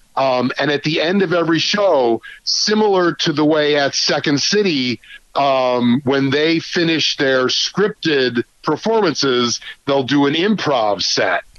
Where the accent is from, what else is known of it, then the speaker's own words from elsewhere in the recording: Chicago, Illinois, United States; I was from Chicago